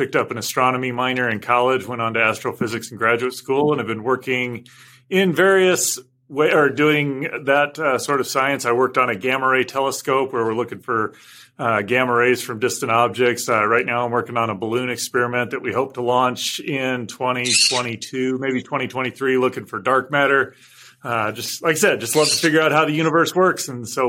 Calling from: Los Angeles, California, United States; I am in Los Angeles County, or Los Angeles, California, basically.

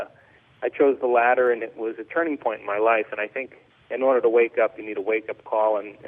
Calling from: central Mexico, Mexico; I am in central Mexico in the tropics, in the jungle.

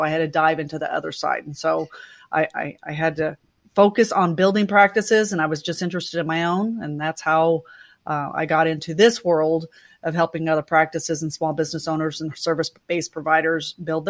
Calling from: Oklahoma City, Oklahoma, United States; I am in my home office that we call my lair. And this is where I control the world from in Oklahoma City.

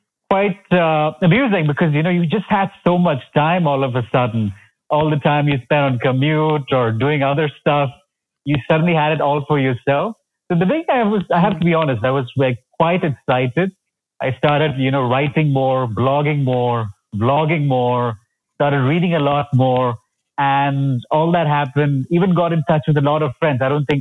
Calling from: Bangalore, Karnataka, India; So I am joining in from Bangalore. So it's in the southern part of India.

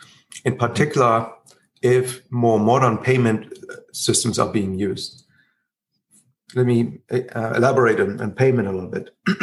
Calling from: Berlin, Germany; I'm currently calling from Berlin

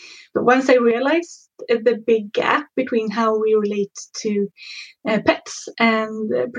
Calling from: Mullhyttan, Örebro County, Sweden; I'm calling from Mullhyttan, which is about half an hour outside of Örebro.

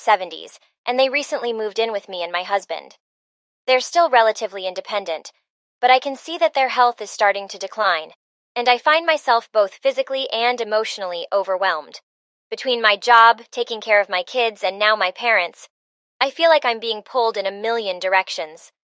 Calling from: Boston, Massachusetts, United States; I'm calling from Boston

